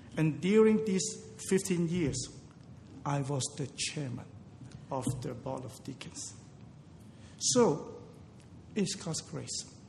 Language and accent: English; Hong Kong; I was born in Hong Kong